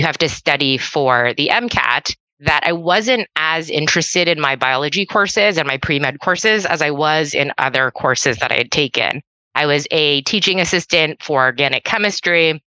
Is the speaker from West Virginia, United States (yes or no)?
no; Columbus, Ohio, United States; I was born and raised in Columbus, Ohio